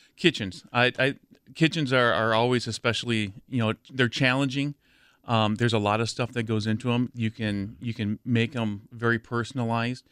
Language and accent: English; near Madison, Wisconsin, United States; I grew up near Madison